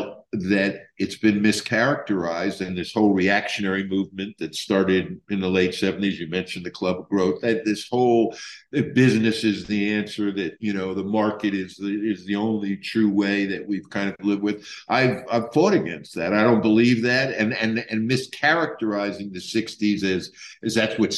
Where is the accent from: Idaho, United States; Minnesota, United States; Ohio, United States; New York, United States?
New York, United States; New York City; also born or lived in Israel; I was born in New York City. And so I was riding the subways, you know, when I was an infant